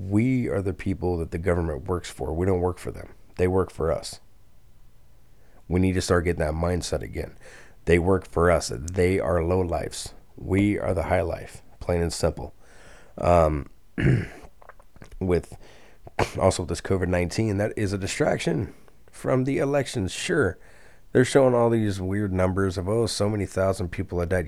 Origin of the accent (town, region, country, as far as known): United States